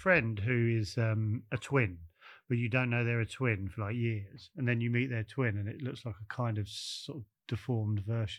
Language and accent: English; Bromley, London, United Kingdom; also born or lived in Kent; I was born in Farnborough, which is Bromley, yeah. Farnborough Hospital.